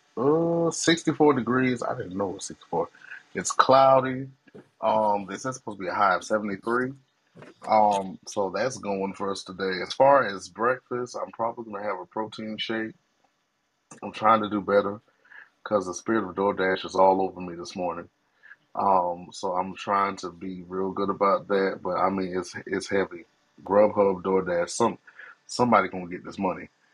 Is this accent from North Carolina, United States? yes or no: yes; Greensboro, North Carolina, United States; moved away; also born or lived in Greeleyville; Greensboro, North Carolina is my hometown